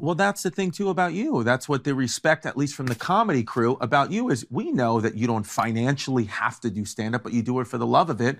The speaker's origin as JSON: {"language": "English", "region": "New York", "country": "United States", "tie": "born or raised there", "also_born_or_lived": "New Jersey", "said": "Growing up in New York"}